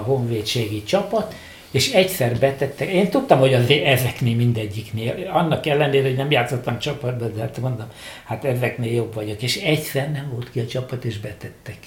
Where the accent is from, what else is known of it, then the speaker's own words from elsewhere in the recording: Budapest, Hungary; én pesti vagyok, és ott lakom, ott a egész család